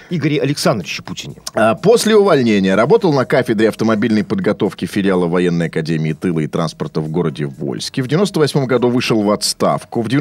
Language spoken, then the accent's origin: Russian; Saint Petersburg, Russia; born there; Нет, смотрите, ну, я родился, кстати